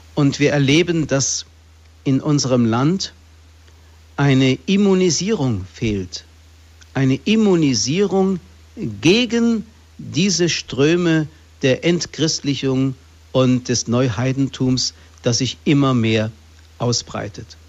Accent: Fulda, Hesse, Germany; in Fulda, hier in meiner Heimatstadt

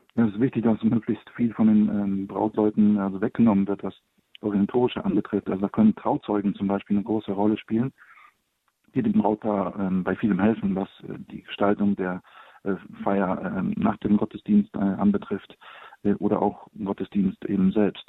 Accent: Poland; now in Cologne, Germany; Ich komme gebürtig aus Polen

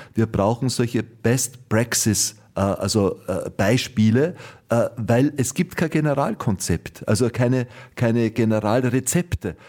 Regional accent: Austria; bei uns in Österreich

